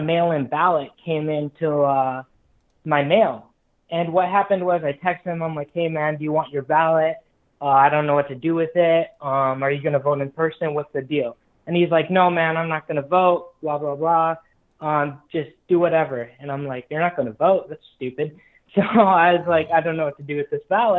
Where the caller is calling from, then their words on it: Los Angeles, California, United States; I'm calling from Los Angeles, Liberalfornia.